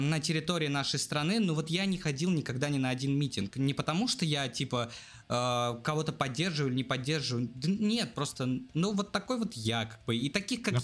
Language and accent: Russian; Russia; мы из России